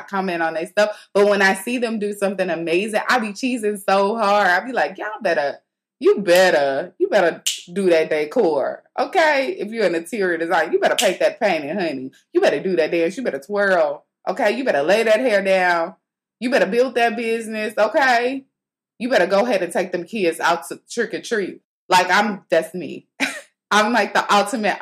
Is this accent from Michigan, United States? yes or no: no; St. Louis, Missouri, United States; moved away; back home in St. Louis, they had, my hometown